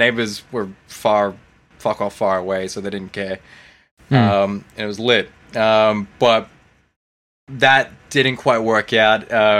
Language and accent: English; Victoria, Australia; because we were thinking, hey, we're from Victoria, right? That's the Garden State.